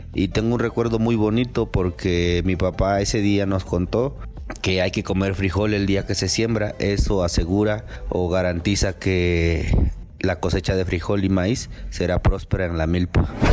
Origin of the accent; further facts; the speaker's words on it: Mexico; soy de la Costa Chica y soy campesino